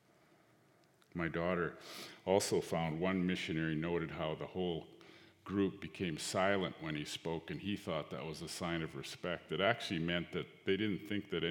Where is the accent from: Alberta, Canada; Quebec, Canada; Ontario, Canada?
Alberta, Canada; Northern; I'm a Cree from Northern Alberta